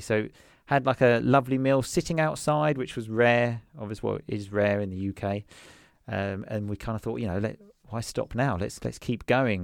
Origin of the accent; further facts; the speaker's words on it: Essex, East of England, United Kingdom; first language English; moved away as an adult; now in Sicily, Italy; I'm originally from Essex, which is a place, um, just outside London